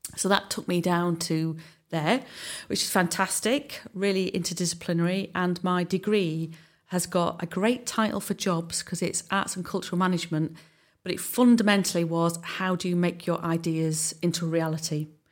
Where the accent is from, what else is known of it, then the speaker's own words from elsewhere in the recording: Southside villages, England, United Kingdom; also born or lived in Hull; I'm actually from Southside, from the, um, the villages